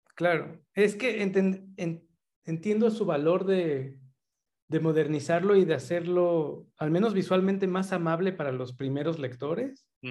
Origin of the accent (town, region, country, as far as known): Mexico